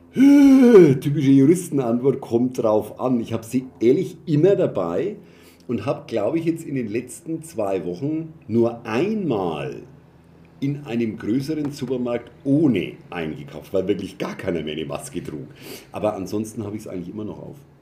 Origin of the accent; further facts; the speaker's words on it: Germany; als Deutsche